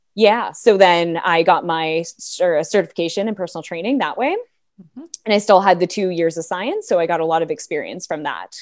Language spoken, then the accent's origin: English; Toronto, Ontario, Canada; moved away as an adult; now in Bracebridge, Canada; I'm from Toronto, right in the heart of Toronto